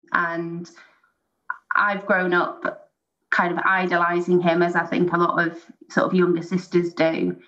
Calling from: Merseyside, North West England, United Kingdom; I'm calling from England. So I'm based in Merseyside in the United Kingdom.

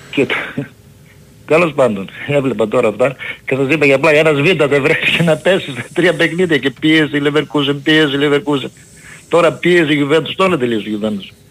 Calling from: Germany; από Γερμανία.

